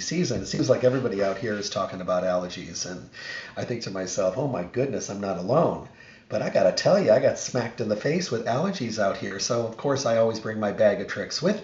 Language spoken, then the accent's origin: English; Midwest, United States; now in Las Vegas, United States; when I was growing up in the Midwest, we had goldenrod, and they would cut the wheat fields